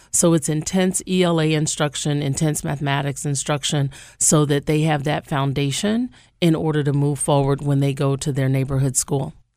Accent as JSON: {"language": "English", "town": "Shreveport", "region": "Louisiana", "country": "United States", "also_born_or_lived": "New Orleans, Louisiana / Nevada", "moved": "as an adult", "lives_now": "Albany, United States", "said": "I'm originally from Shreveport, Louisiana"}